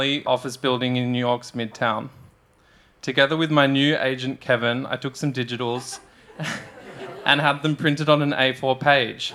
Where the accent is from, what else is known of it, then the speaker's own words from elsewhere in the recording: Australia; moved away as an adult; growing up in Australia